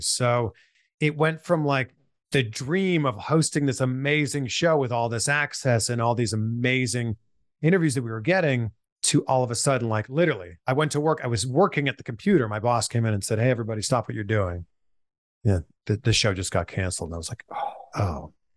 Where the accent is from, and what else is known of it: Pickering, Ontario, Canada; born or raised there; moved away as an adult; now in United States